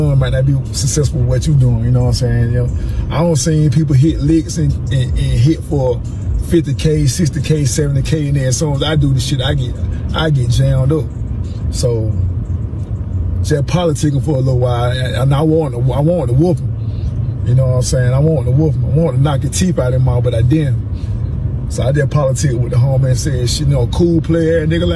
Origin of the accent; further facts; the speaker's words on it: Macon, Georgia, United States; I'm from Macon. From Macon, Georgia